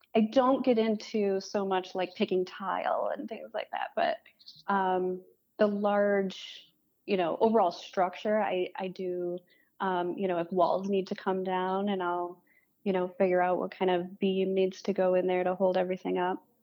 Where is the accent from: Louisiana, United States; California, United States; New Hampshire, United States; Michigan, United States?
Michigan, United States; Farmington Hills; also born or lived in West Bloomfield, Michigan; now in Detroit, United States; I grew up in Farmington Hills, West Bloomfield. Um, and I live in Detroit now.